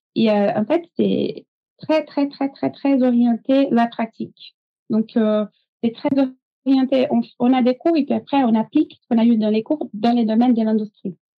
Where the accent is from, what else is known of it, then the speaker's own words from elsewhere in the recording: São Paulo, Brazil; French is a second language; moved away as an adult; also born or lived in Montpellier, France; now in France; Moi, je suis brésilienne. donc, je suis née au Brésil, à São Paulo